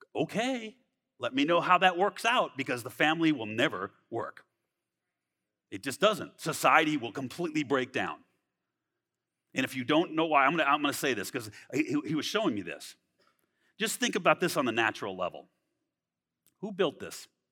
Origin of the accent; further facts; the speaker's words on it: Southern California, United States; moved away; I'm from California, Southern California. I was a skateboarder.